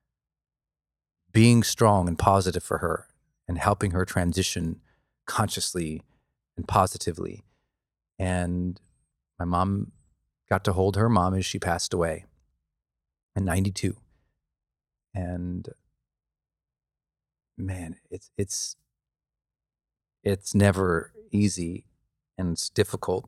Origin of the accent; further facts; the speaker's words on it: Montana, United States; I grew up in Montana